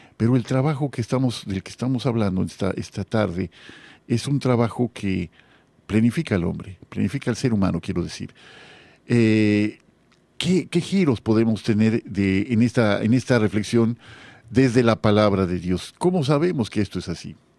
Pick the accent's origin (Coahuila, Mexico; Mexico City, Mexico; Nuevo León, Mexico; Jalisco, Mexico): Jalisco, Mexico; Guadalajara; now in Mérida, Mexico; yo viví muchos años en Guadalajara, yo soy tapatío, ¿no? Pero eh, yucateco ya por adopción